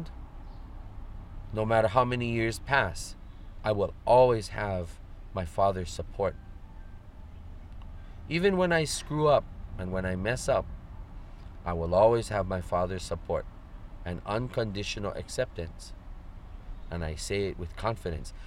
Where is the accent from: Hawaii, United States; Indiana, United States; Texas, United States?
Hawaii, United States; Honolulu; I am from Liliha Pu'unui in Moku Kona on the island of Oahu in the valley of Nu'uanu within Kona Moku or Honolulu district.